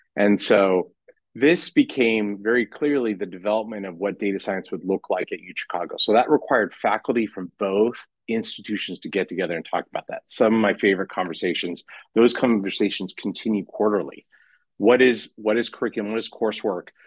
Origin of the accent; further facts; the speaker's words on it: California, United States; moved away as an adult; now in Chicago, United States; I come from California